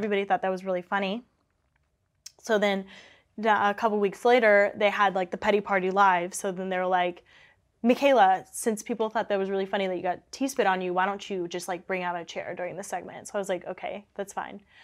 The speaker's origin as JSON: {"language": "English", "town": "Kansas City", "country": "United States", "moved": "yes", "said": "I'm from Kansas City, so it's, like, three hours away from Kansas City"}